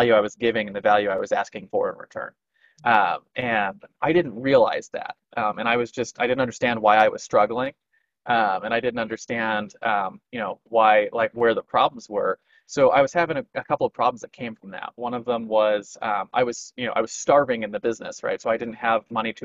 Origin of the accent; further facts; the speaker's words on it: California, United States; moved away as an adult; also born or lived in Missouri; my hometown in California where all of that was bigger